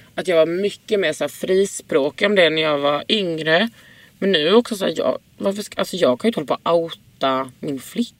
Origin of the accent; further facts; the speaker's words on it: Lund, Skåne, Sweden; now in Stockholm, Sweden; i Lund där jag kommer ifrån